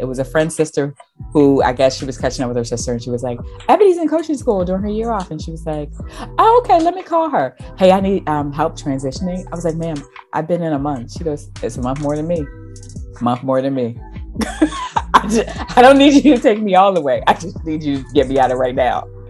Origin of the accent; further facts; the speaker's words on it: South Carolina, United States; I'm from South Carolina